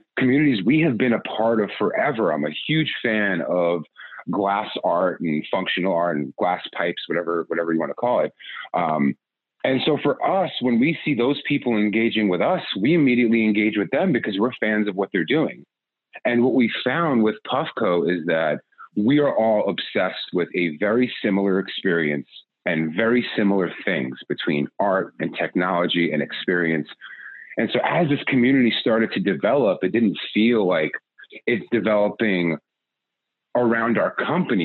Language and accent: English; New York, United States; I'm a New Yorker